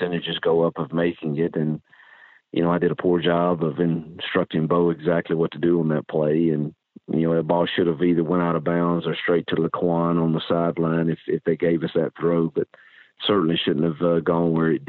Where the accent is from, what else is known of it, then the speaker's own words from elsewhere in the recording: Mississippi, United States; moved away; my home state that I love and miss dearly